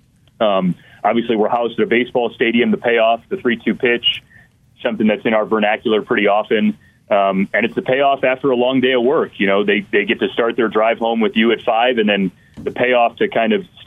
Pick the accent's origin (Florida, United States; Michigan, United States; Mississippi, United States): Michigan, United States; Detroit; I grew up in the Detroit area